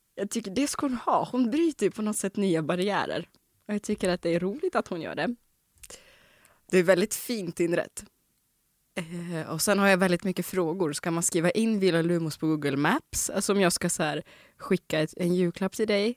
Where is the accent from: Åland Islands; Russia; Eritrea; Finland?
Russia; Omsk, Omsk Oblast; now in Sweden; i Omsk, där jag kommer ifrån.